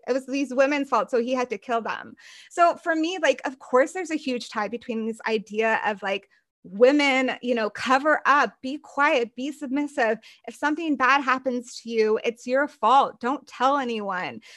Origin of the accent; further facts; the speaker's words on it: United States; growing up in the United States, in the white evangelical conservative church